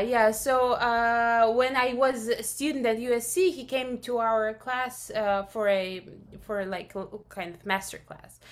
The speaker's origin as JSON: {"language": "English", "country": "Russia", "moved": "yes", "said": "I'm originally from Russia"}